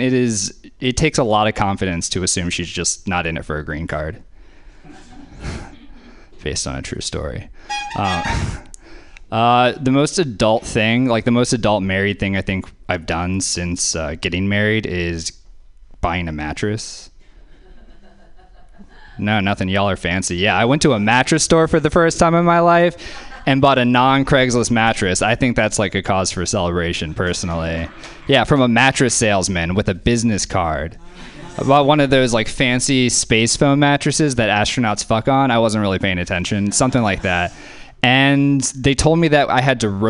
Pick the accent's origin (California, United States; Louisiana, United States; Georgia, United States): Louisiana, United States; now in Oakland, United States; I grew up in Louisiana